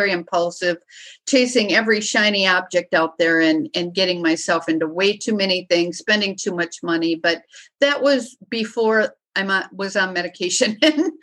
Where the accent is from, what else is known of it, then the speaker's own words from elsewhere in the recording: Wisconsin, United States; the alcohol is just what we do in Wisconsin. I mean, that is just, we are like one of the top states in the nation of overindulgence of alcohol. I mean, we drink.